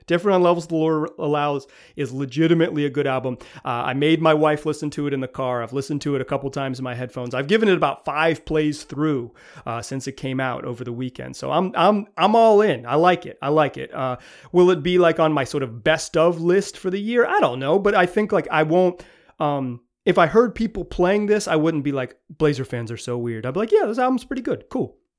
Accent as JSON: {"language": "English", "region": "the South", "country": "United States", "tie": "born or raised there", "said": "I grew up in the South when rap music became pop music"}